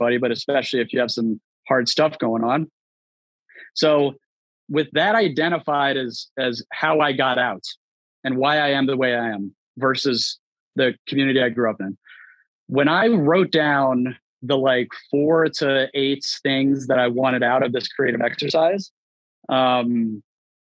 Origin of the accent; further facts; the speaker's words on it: Baltimore, Maryland, United States; moved away; I was born in Baltimore, very rough neighborhood, very underserved community